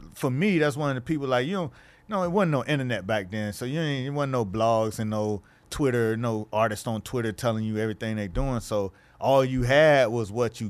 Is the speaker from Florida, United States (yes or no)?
yes; Miami, Florida, United States; I'm from Miami, right?